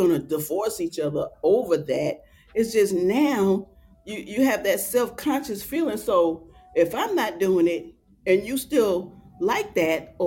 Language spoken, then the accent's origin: English; New York, United States; I'm from New York